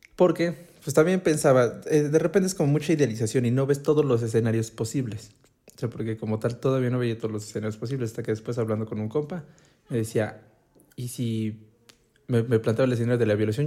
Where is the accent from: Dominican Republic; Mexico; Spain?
Mexico; Puebla; como todo poblano